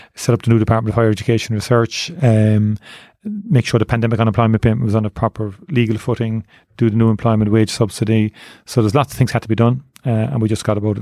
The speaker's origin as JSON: {"language": "English", "town": "Cork", "region": "Munster", "country": "Ireland", "tie": "born or raised there", "said": "I grew up in Turner's Cross. I joined Nemo Rangers when I was eight years of age"}